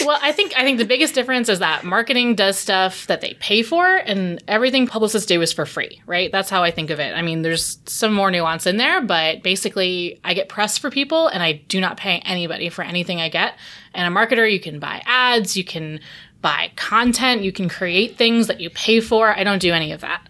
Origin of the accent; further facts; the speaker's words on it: New York City, New York, United States; I came back home because I'm from Brooklyn